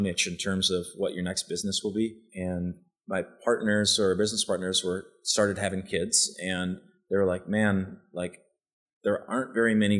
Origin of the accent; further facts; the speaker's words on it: Western Wisconsin, United States; moved away as an adult; also born or lived in Minneapolis / New York / Aspen; now in Austin, United States; I grew up in Western Wisconsin.